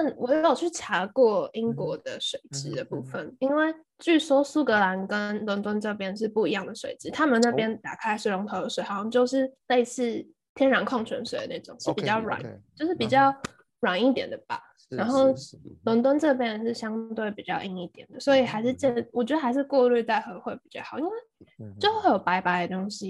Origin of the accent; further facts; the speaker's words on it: Taiwan; now in United Kingdom; 跟我一起从台湾来的室友